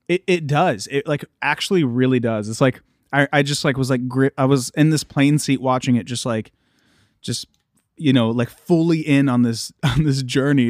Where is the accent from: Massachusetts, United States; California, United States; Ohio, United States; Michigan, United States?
Ohio, United States; Columbus; I'm from Ohio. I'm from Columbus, Ohio